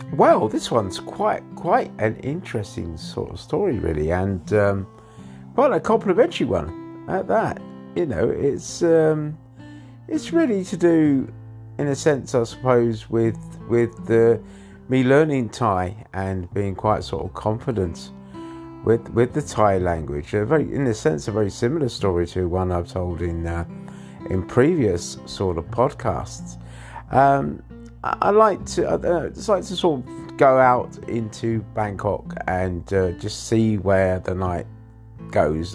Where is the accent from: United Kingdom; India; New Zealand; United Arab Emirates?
United Kingdom; England; moved away; I was born in England